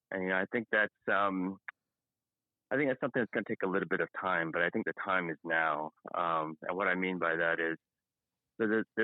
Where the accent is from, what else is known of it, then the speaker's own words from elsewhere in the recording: Luang Prabang, Luang Prabang Province, Laos; moved away; I'm a refugee from Laos um เป็นคนอ่อเป็นคนมุงหลวง so i'm from long p r a b a n g and i came to this country in the early u right around 1980